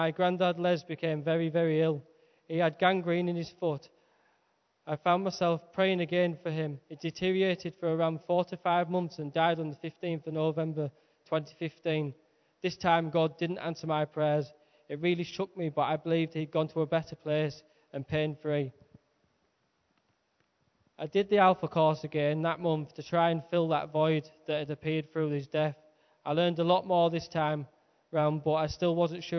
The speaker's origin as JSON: {"language": "English", "town": "Skelton", "region": "North East England", "country": "United Kingdom", "moved": "as an adult", "lives_now": "Guisborough, United Kingdom", "said": "I live in Gisborough, but I'm originally from Skelton. I was brought up in a non-church background by my mum and my gran"}